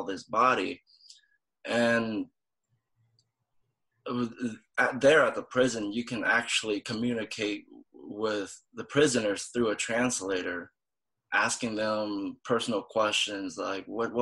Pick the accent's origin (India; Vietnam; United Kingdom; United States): Vietnam; I'm from Vietnam